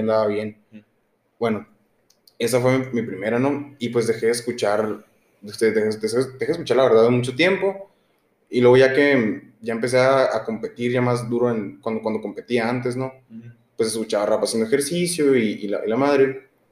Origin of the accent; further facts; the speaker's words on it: Hermosillo, Sonora, Mexico; nosotros somos de Hermosillo, Sonora, los dos